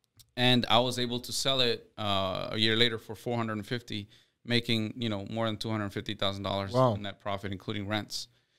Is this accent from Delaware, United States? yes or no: no; Houston, Texas, United States; Yeah, I'm a Texas boy.